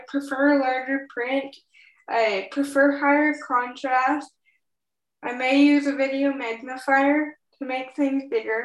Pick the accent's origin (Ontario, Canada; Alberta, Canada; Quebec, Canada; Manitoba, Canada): Alberta, Canada; Edmonton; now in British Columbia, Canada; I was born in Edmonton, Alberta